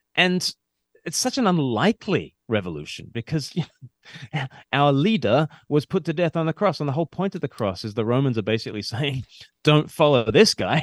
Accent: Sydney, New South Wales, Australia; now in United Kingdom; I grew up in Australia and I've, I live in the U K now

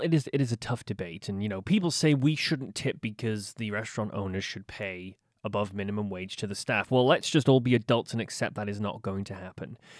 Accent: United Kingdom; now in Halifax, Canada; as a Brit

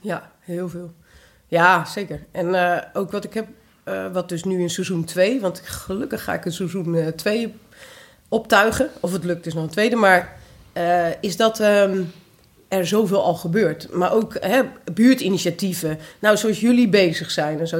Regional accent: Twente, Overijssel, Netherlands; moved away; also born or lived in Curaçao; ik ben half Antilliaans, half Tukkers. Of nou, in Twente opgegroeid

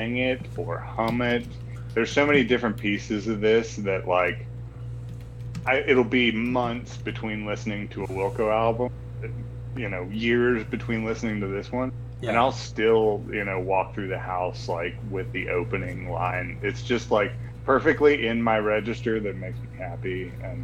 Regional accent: West Virginia, United States; all of us growing up in West Virginia, like, country music was a no-no.

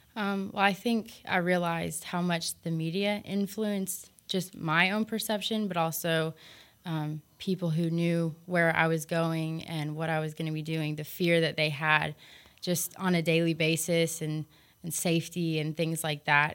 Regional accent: United States; moved away; I was from America

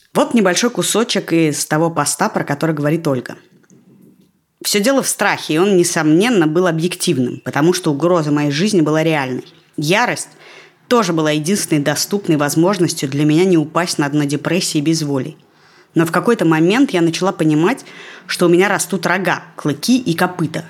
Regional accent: Russia; now in Israel; я из России

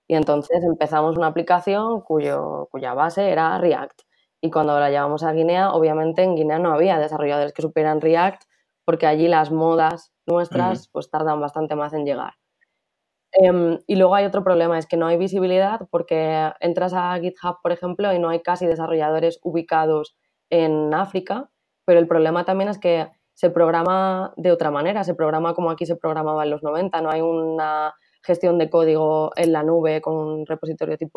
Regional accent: Madrid, Community of Madrid, Spain; moved away as an adult; also born or lived in Valencia / Czech Republic; Yo soy de Madrid

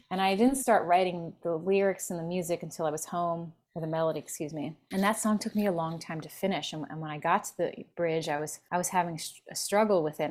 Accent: Philadelphia, Pennsylvania, United States; now in Los Angeles, United States; I'm from Philly originally

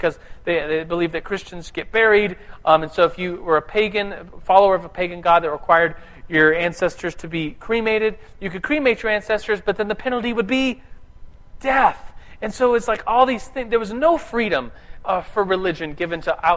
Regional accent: United States; I'm an American

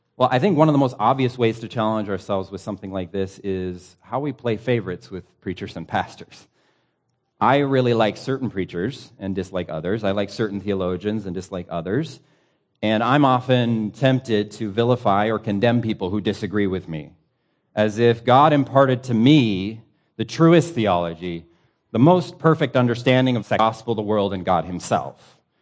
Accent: United States; As an American pastor

